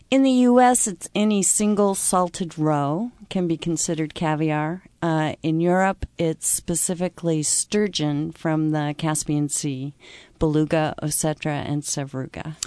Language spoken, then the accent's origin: English; Pacific Northwest, United States; being from the Pacific Northwest